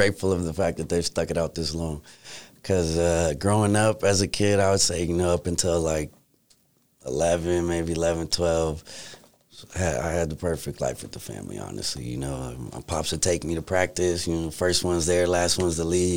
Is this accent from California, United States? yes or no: yes; San Francisco, California, United States; growing up in San Francisco